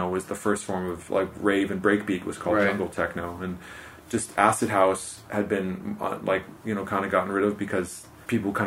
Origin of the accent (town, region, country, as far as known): Los Angeles, California, United States